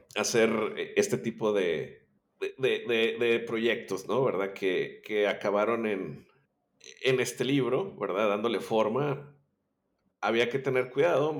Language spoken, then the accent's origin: Spanish; Monterrey, Nuevo León, Mexico; yo soy eh, originario de Monterrey, Nuevo León, México.